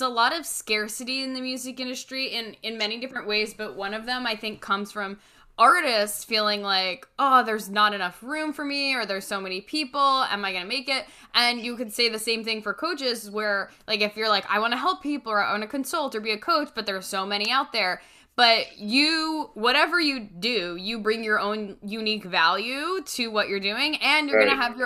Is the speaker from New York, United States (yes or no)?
yes; Westchester, New York, United States; also born or lived in Rhode Island; I grew up right outside of the city, just north in Westchester, and I went to high school and college in the city